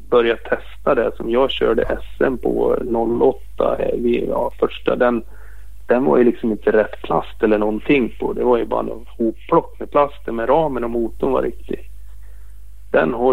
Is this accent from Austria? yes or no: yes; Austria; Jag är från Österrike.